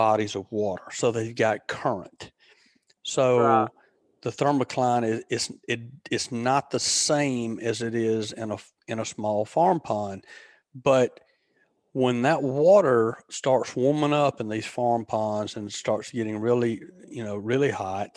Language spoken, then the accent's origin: English; Alabama, United States; growing up around Alabama